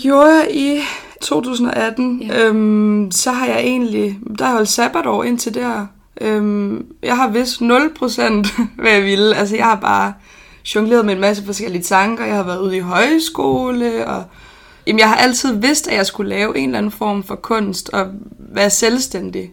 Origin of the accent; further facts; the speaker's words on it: Odense, Southern Denmark, Denmark; født og opvokset i Odense